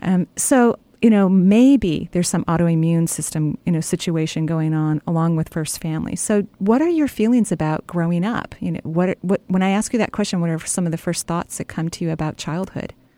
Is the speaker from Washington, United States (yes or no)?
yes; Seattle area, Washington, United States; born and raised here